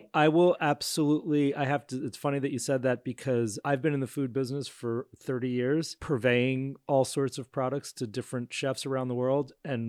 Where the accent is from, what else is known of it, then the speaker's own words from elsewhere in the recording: New York, United States; As a New Yorker, it's maybe a Woody Allen movie